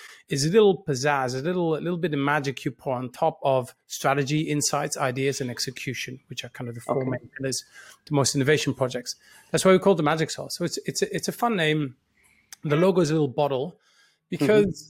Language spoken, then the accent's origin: English; Netherlands; moved away as an adult; It started in a small town in the Netherlands in 1977. I was born in the Netherlands. I'm full-time Dutch.